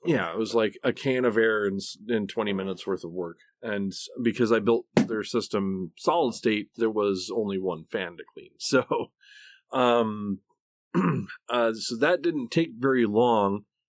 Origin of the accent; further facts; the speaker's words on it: Oklahoma, United States; accent: Okie; also born or lived in Michigan